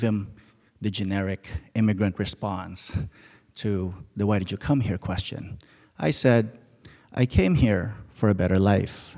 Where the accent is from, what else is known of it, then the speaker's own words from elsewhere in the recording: Alaska, United States; now in Seattle, United States; I'm from Alaska.